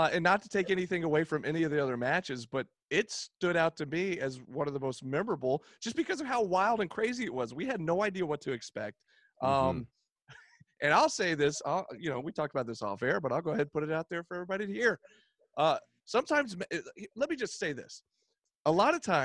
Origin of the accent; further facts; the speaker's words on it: the South, United States; I got four sisters and I was raised in the South